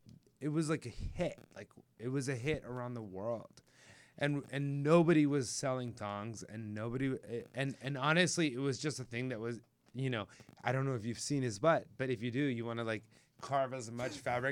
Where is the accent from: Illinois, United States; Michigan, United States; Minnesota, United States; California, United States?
California, United States; Anaheim; also born or lived in Laguna Beach, California; I grew up in Anaheim. Okay. My parents moved there from Puerto Rico. Or no, from New York, but Puerto Rico.